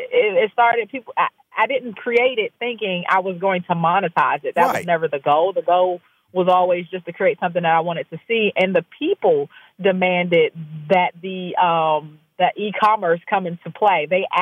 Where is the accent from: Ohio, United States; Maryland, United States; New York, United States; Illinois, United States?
Maryland, United States; I'm right outside of D.C. in Maryland.